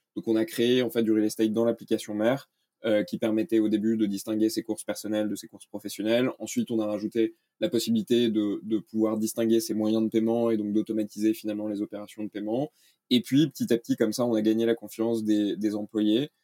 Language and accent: French; France; moved away as an adult; also born or lived in Denmark / United States; je suis né en France, j'ai vécu au Danemark